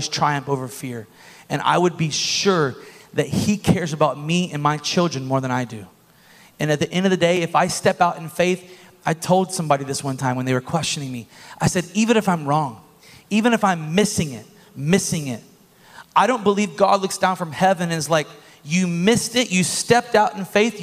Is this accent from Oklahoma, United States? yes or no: no; Bushnell, Florida, United States; moved away; I am from Bushnell